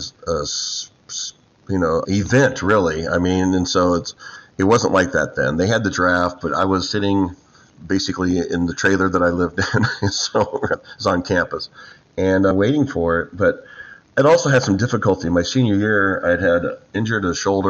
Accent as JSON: {"language": "English", "town": "Downey", "region": "California", "country": "United States", "tie": "born or raised there", "also_born_or_lived": "Texas", "said": "I grew up in Southern California, a place called Downey."}